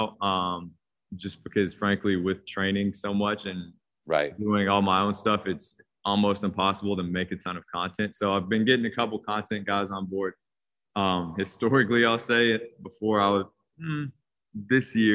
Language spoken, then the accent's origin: English; Washington, District of Columbia, United States; I grew up in Washington, D.C., long story short, hooped all the way up through high school